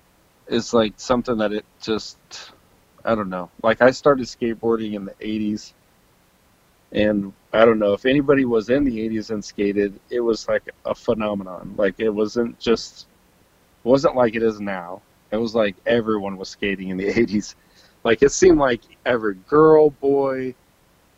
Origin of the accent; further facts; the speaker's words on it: Illinois, United States; I just skated in Illinois